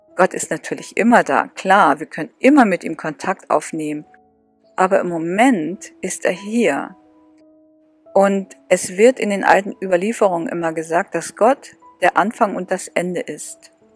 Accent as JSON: {"language": "German", "region": "Northern Germany", "country": "Germany", "said": "ich komme aus Norddeutschland."}